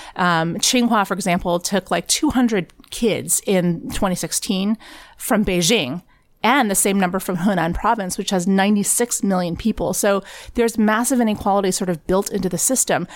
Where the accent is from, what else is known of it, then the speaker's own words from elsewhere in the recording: Texas, United States; I grew up in Tex-, at a Texas high school